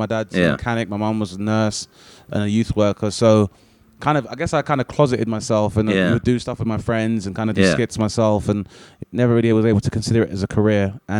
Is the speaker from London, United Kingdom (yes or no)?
yes; London, United Kingdom; I was 15, and I'm from Southeast London